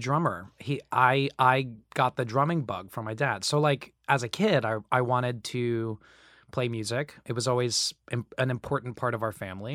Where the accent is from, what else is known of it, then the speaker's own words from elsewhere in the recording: Kissimmee, Florida, United States; also born or lived in Staten Island, New York; I was born in, in Staten Island. And my parents were like, "We can't raise kids here." So we moved down there when I was four. And, uh, and I was raised in, in, actually in Kissimmee, Florida